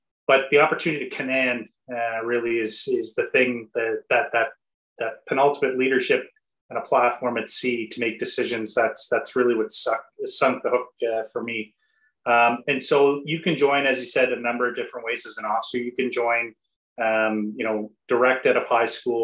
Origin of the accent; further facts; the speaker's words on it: Nova Scotia, Canada; So I am a blue noser by background. So I am from Nova Scotia, grew up, born and raised here.